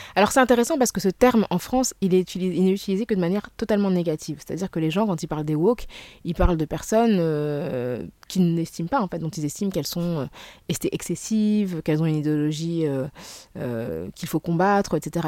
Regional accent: Senegal; du Sénégal, qui est mon pays d'origine

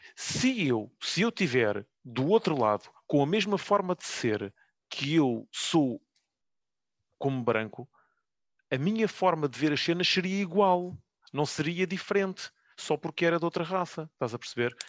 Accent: Loures, Lisbon, Portugal; cresci em, em Louros

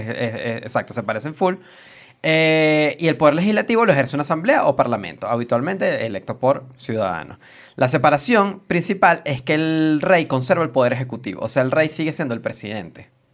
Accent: Venezuela; nosotros somos de Venezuela

